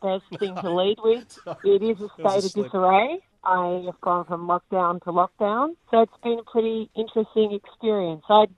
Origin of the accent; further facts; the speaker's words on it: Melbourne, Victoria, Australia; moved away as an adult; now in United States; I grew up running around the corridors of the Australian Open when it moved over to Melbourne Park